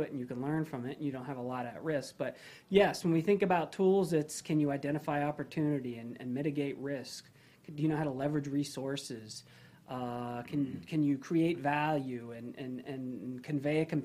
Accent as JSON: {"language": "English", "town": "Gainesville", "region": "Florida", "country": "United States", "tie": "born or raised there", "said": "I was born at Shands Hospital"}